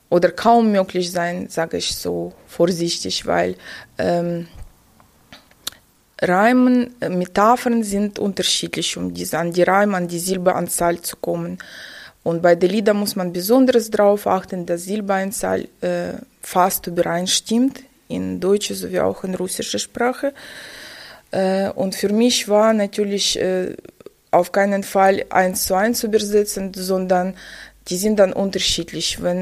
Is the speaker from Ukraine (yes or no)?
yes; Kharkiv, Kharkiv Oblast, Ukraine; also born or lived in Shchastia; now in Germany; Kleinstadt beim Lugansk, aber gewachsen und studiert habe ich in {S1} Kharkov tatsächlich.